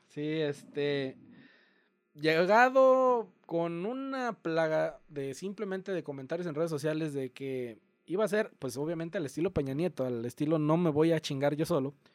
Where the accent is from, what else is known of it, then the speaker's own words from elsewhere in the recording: Mexico; also born or lived in United States; me identifico más con, el con ser mexicano, perdón, porque vivo aquí, primero que nada. He crecido aquí y mis raíces están echadas aquí.